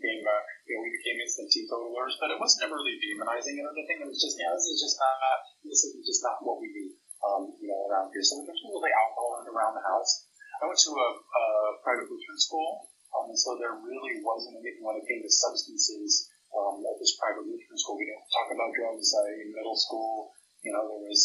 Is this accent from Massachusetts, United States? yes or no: no; Northern California, United States; now in Nebraska, United States; growing up in Northern California